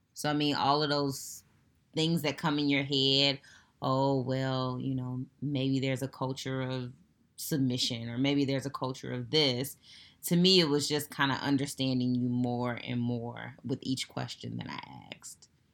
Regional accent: United States; me being African-American

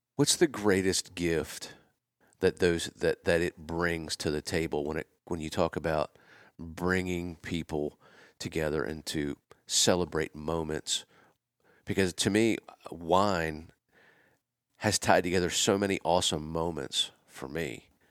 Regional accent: Pennsylvania, United States; moved away; also born or lived in Winnetka, Illinois; I'm from Pennsylvania

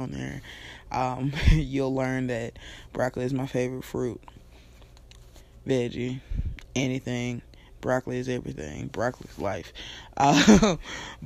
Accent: Nashville, Tennessee, United States; moved away as an adult; now in Alabama, United States; I'm born and raised in Nashville, Tennessee

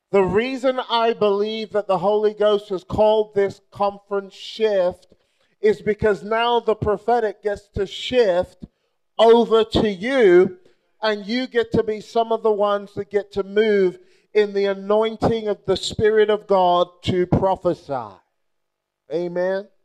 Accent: Nigeria; And, and I say that not just because I'm Nigerian

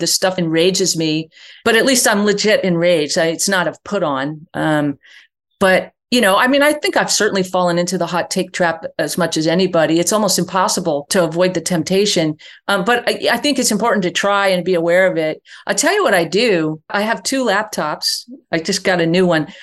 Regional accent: New York, United States; I grew up in New York, not Texas.

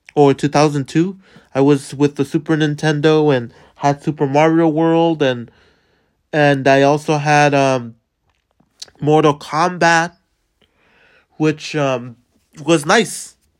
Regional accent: Los Angeles, California, United States; moved away; I grew up in, in Boyle Heights, California, which is in the Los Angeles area

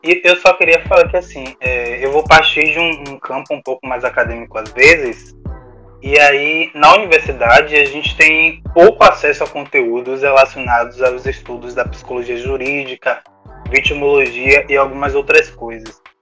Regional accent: Salvador, Bahia, Brazil; tem algumas aqui na região também da Bahia, que é o meu lar, já que sou soteropolitano

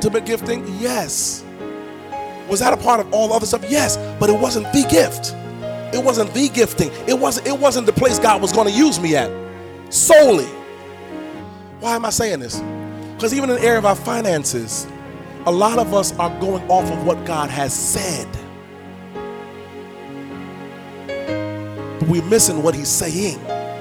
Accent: New York, United States; accent: New York; I'm from New York. We say submitting.

